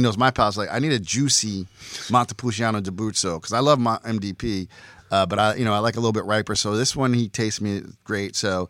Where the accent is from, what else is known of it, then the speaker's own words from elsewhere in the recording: Red Bank, New Jersey, United States; I'm walking down the street in my hometown of Red Bank.